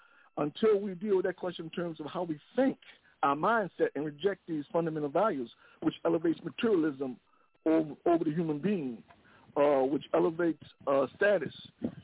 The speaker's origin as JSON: {"language": "English", "country": "United States", "tie": "born or raised there", "said": "I'm in America. I was born here."}